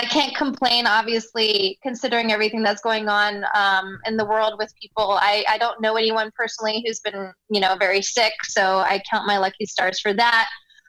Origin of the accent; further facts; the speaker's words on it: South Carolina, United States; accent: South Carolina; moved away; I get to go back to my roots a little bit and pull out my South Carolina accent